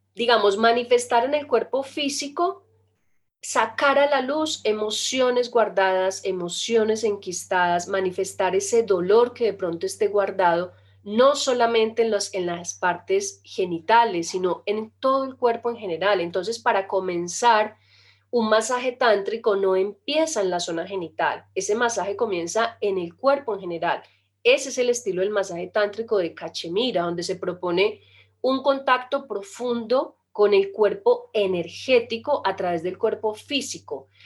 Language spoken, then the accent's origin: Spanish; Colombia; Nosotros inclusive somos de Colombia